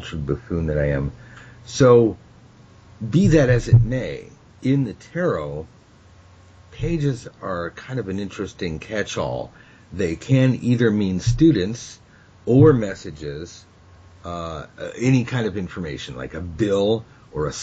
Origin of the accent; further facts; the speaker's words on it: United States; I'm from America